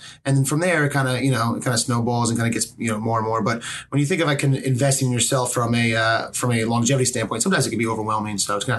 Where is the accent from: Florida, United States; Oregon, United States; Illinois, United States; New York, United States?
New York, United States; Manhattan; I come from Manhattan.